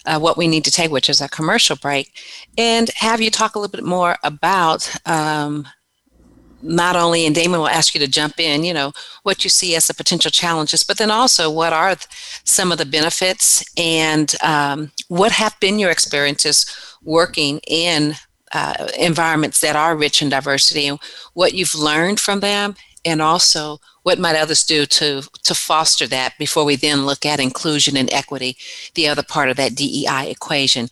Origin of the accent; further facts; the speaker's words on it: San Diego, California, United States; growing up in San Diego, and even though I lived in a predominantly black community, I grew up in Emerald Hills